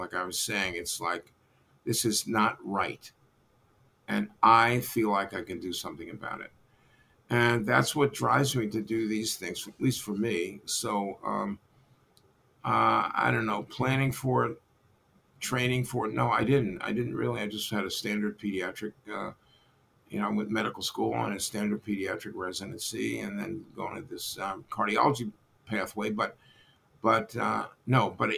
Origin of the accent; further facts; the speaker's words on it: New York City, New York, United States; moved away as an adult; also born or lived in Arkansas; I was from Brooklyn originally